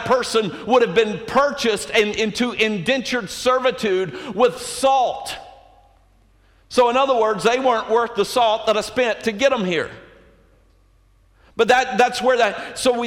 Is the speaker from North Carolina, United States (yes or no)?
yes; Colerain, North Carolina, United States; I am from Coleraine, North Carolina